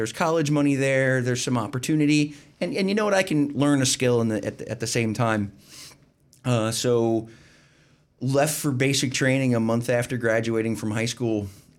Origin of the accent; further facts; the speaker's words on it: Pennsylvania, United States; I grew up in the Alabama portion of the part of Pennsylvania between Philadelphia and Pittsburgh.